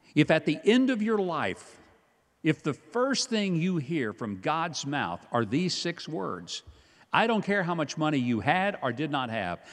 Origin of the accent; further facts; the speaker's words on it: Hope, Arkansas, United States; I grew up in Hope, Arkansas, home of the world's largest watermelon.